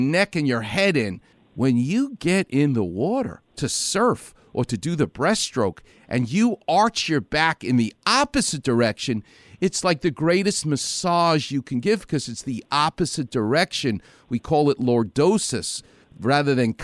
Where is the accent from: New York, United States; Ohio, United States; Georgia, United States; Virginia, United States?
New York, United States; I'm from New York